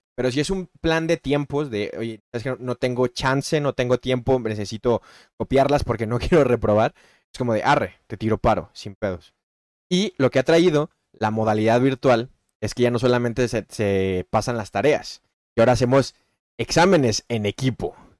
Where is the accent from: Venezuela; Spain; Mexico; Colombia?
Mexico; soy mexicano